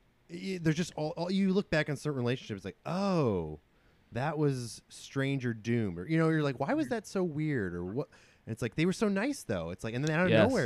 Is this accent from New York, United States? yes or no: yes; New York City, New York, United States; I'm like a New Yorker guy.